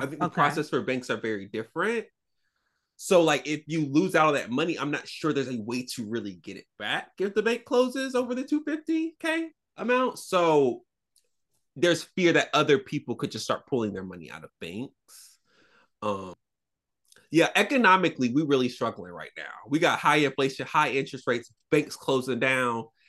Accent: the South, United States; I'm a Southerner

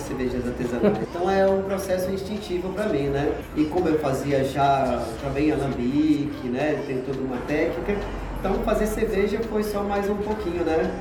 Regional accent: Salinas, Minas Gerais, Brazil; eu sou de Salinas

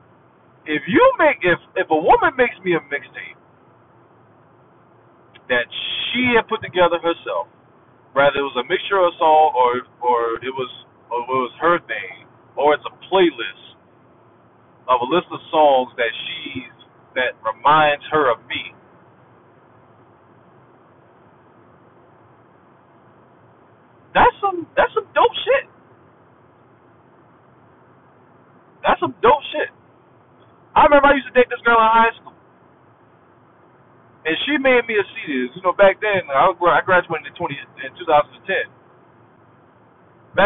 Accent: South Carolina, United States; I'm from South Carolina, I'm from the country. All my uncles, all my dad, they all talk like

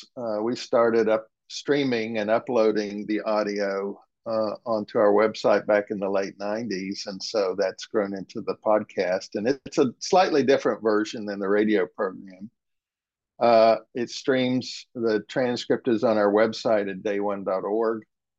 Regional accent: West Virginia, United States; I am a Methodist preacher's kid, and growing up in West Virginia, where my father and grandfather were pastors

